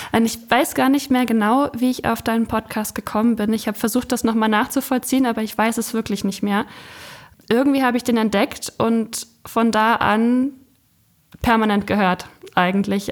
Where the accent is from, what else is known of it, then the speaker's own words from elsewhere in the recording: Ueckermünde, Mecklenburg-Vorpommern, Germany; Also ich komme von der Küste.